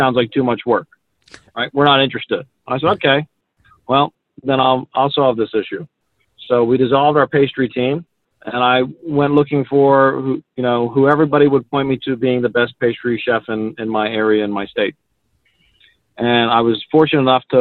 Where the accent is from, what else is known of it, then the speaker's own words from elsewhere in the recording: Philadelphia, Pennsylvania, United States; now in Utah, United States; I'm originally from Philadelphia is where I was born and raised half the time.